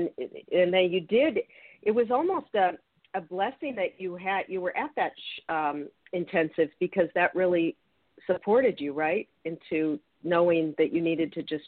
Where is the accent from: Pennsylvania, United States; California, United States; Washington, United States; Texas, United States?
Washington, United States; Seattle; I'm from the Seattle area